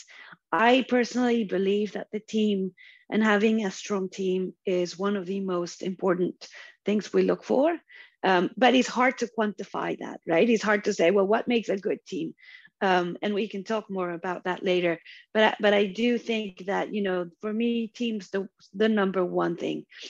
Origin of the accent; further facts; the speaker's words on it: Colombia; moved away as an adult; also born or lived in Houston; I'm originally from Colombia in South America.